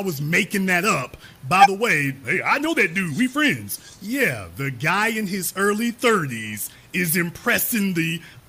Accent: Shreveport, Louisiana, United States; moved away; also born or lived in Dallas, Texas; I'm born and raised in Louisiana, lived in Dallas, Texas.

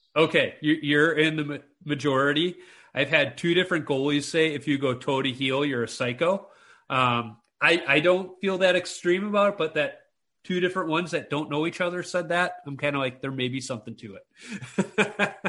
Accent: Chicago, Illinois, United States; moved away as an adult; also born or lived in Minnesota; I'm this city slicker. I grew up in Chicago.

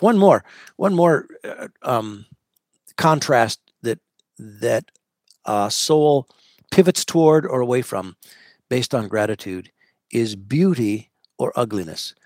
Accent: United States; I'm an American murmurer.

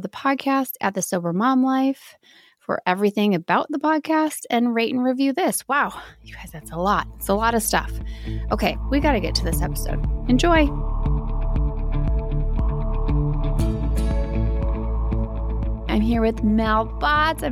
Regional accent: Midwest, United States

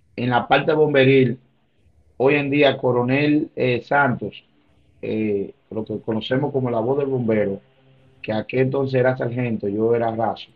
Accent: Santiago de los Caballeros, Santiago, Dominican Republic; yo nací, soy nativo de Santiago, del populoso sector de Nivaje

